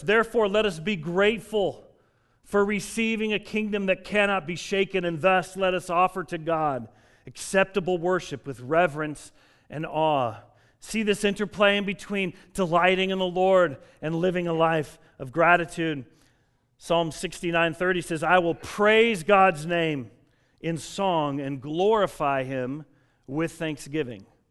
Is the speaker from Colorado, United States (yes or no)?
yes; Denver, Colorado, United States; I grew up in Denver, Colorado